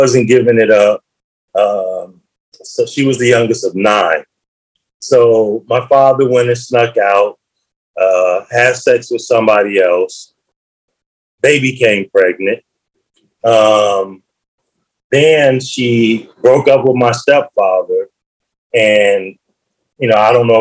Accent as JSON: {"language": "English", "town": "Chicago", "region": "Illinois", "country": "United States", "tie": "born or raised there", "said": "growing up in Chicago, there wasn't one single block in my entire community that I didn't have a family household on"}